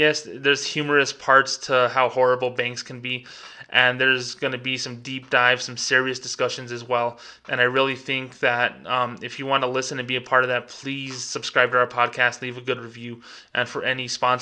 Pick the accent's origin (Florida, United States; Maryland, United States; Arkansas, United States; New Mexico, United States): New Mexico, United States; I'm not even from Mexico, I'm from New Mexico, United States of America